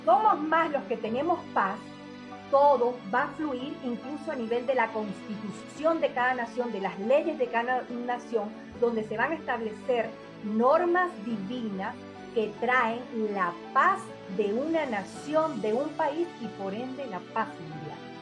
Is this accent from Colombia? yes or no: no; Venezuela; seguir eh, establecida en mi país por ahora